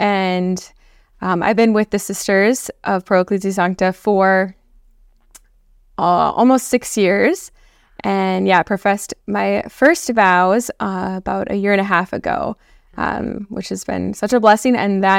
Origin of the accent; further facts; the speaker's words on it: Blaine, Minnesota, United States; moved away as an adult; also born or lived in Iowa; I am originally from Blaine, Minnesota. So it's a suburb of the Twin Cities. Mm-hmm. Born and raised there, so I'm a Midwest girl. And I grew up in Minnesota